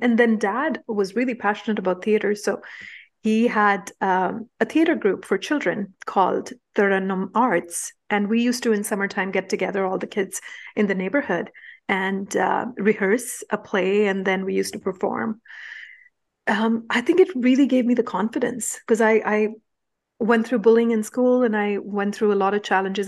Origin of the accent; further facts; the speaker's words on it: India; moved away; Growing up in India, we didn't have a choice but to become street smart